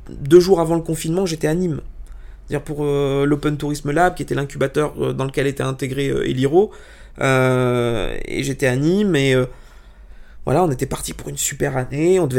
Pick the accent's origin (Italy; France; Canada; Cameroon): Italy; Alors, pour t'expliquer, euh, je, alors je suis italien, j'ai énormément de famille en Italie